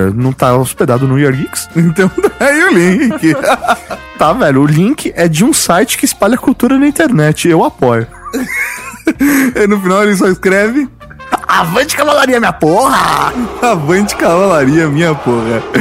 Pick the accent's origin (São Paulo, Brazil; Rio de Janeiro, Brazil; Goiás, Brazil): São Paulo, Brazil; Sou de Sampa e trabalho como acupunturista.